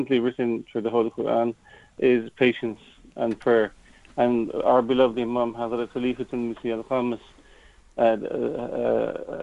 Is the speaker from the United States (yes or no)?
no; Ireland; being an Irishman, being really an Irishman, an Irish attitude